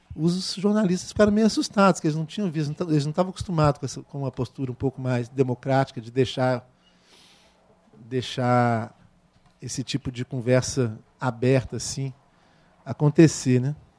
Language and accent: Portuguese; Minas Gerais, Brazil; eu sou de Minas Gerais